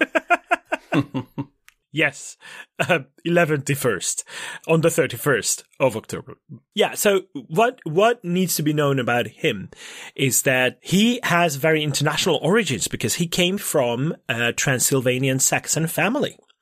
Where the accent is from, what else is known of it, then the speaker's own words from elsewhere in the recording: Székesfehérvár, Fejér, Hungary; my hometown, Székesfehérvár